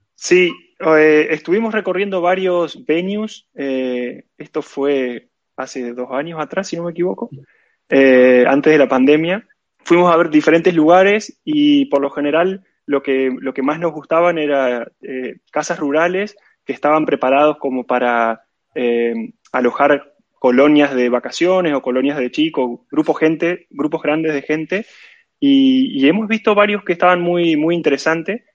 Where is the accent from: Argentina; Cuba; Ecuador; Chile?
Argentina; moved away as an adult; now in Barcelona, Spain; soy de Argentina